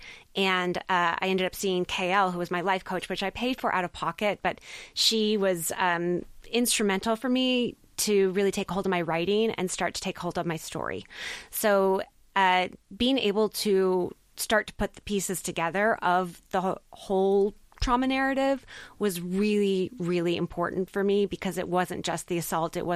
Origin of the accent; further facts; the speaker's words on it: United States; I'm American